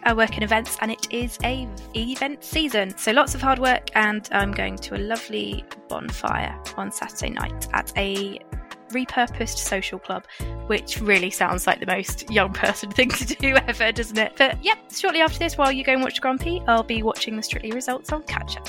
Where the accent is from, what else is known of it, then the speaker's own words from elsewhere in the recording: near Lewes, Sussex, South East England, United Kingdom; moved away; But where I grew up is near Lewis, as I'm sure you know, Royfield. It's a huge bonfire community in the villages around there